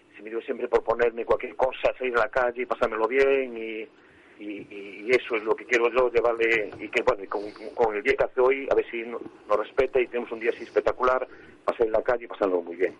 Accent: A Coruña, Galicia, Spain; soy de Pura Cepa, soy del barrio de Monte Alto, aunque ahora vivo en Cuatro Caminos

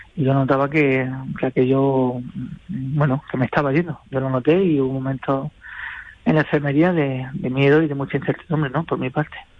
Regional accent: Murcia, Region of Murcia, Spain; vamos a tocar en mi tierra

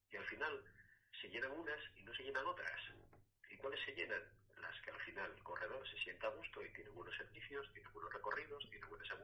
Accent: Asturias, Spain; asturiano, que venimos de un pueblo de Asturias

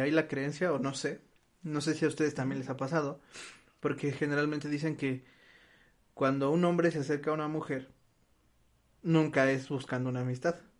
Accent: Mexico; nosotros como mexicanos

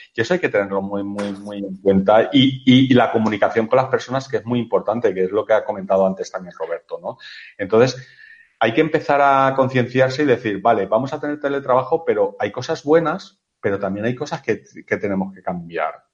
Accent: Spain; somos mediterráneos y latinos, o sea, lo tenemos todo, ¿vale? en, aquí en España

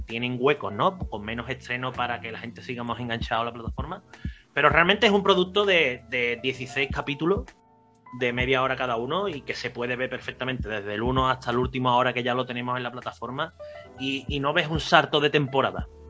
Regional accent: Cádiz, Andalusia, Spain; el barco que va a Cádiz, que vienen aquí a, mi tierra

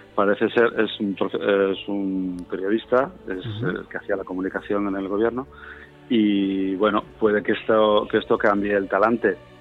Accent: Spain; nosotros, que somos españoles

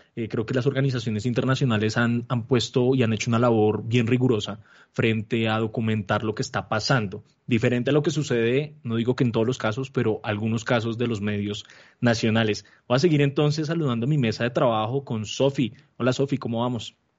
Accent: Colombia; como colombianos

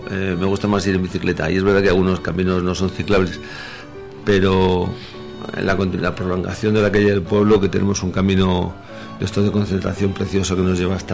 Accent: Pozo Alcón, Andalusia, Spain; now in Madrid, Spain; Eh, yo que, como he dicho antes, vengo de Madrid. Bueno, mi pueblo es Pozo de Alcón... vamos a, decir, pero eh, evidentemente ya es prácticamente Madrid.

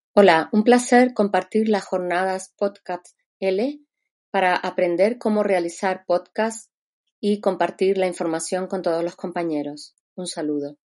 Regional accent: China; Spanish is a second language; now in Valencia, Spain; soy de China y ahora estoy doctorando en Valencia

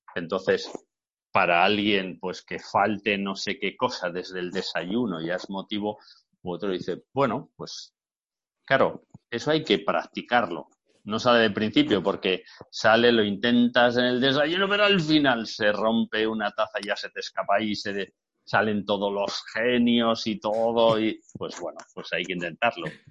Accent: Bilbao, Basque Country, Spain; yo soy de Bilbao

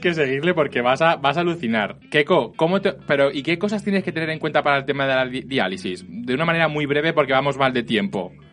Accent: Elche, Valencian Community, Spain; moved away; yo soy de Elche

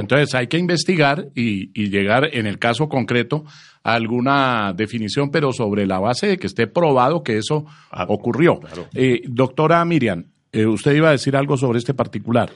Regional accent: Colombia; estamos afrontando los colombianos

